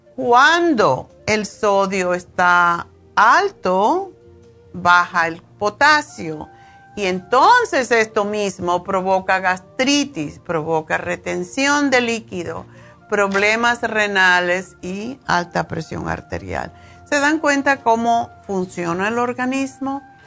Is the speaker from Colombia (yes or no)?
no; Cuba; yo soy cubana y esto se come mucho en Cuba